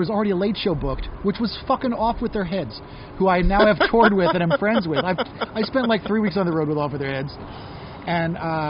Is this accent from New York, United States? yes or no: yes; New York, United States; also born or lived in Norway; I'm from New York